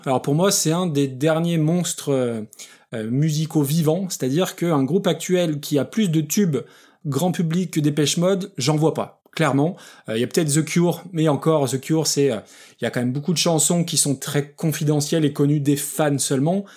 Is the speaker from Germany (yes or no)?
no; France; en tant que français, avec un très très mauvais accent anglais